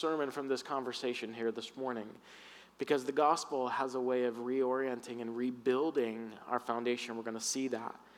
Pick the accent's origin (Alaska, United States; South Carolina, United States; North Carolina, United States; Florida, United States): Florida, United States; I grew up in the South in Florida